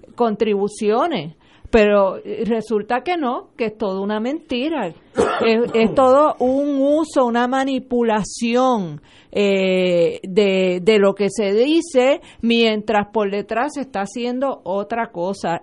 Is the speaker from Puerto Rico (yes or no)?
yes; Puerto Rico; somos una colonia de Estados Unidos